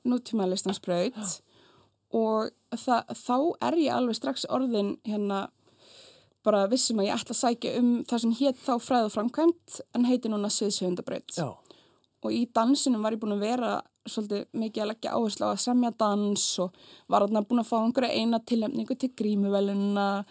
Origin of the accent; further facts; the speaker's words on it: Iceland; also born or lived in France; ég elst mest upp á Íslandi